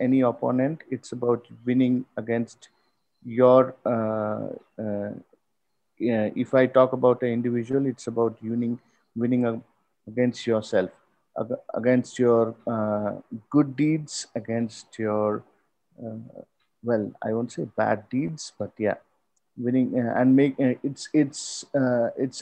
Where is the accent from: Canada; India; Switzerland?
India; I am from India, cricket is a second religion in the subcontinent